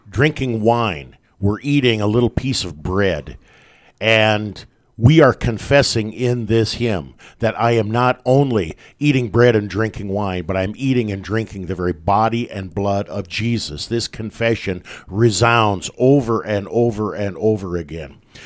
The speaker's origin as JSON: {"language": "English", "town": "West Point", "region": "Nebraska", "country": "United States", "tie": "born or raised there", "said": "Growing up in, uh, my hometown, about a hundred miles north of Lincoln, up in West Point"}